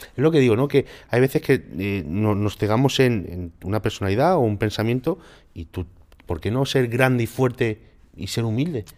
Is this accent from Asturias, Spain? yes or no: no; Málaga, Andalusia, Spain; soy de Málaga, soy